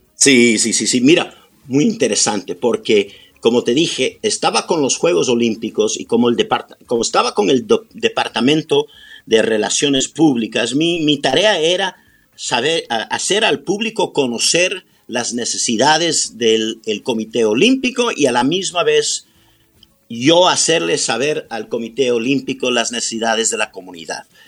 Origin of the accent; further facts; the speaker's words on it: Los Angeles, California, United States; also born or lived in Quito, Ecuador; Tengo 65 años que he vivido aquí en Los Ángeles un total de 64.